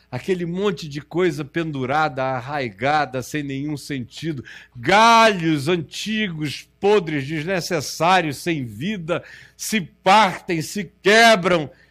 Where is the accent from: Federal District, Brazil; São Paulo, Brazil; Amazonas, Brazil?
Amazonas, Brazil; also born or lived in Rio de Janeiro; Eu sou do Amazonas